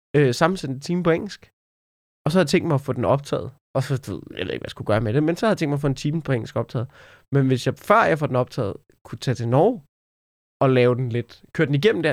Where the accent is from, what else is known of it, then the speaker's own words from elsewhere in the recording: Denmark; man som dansker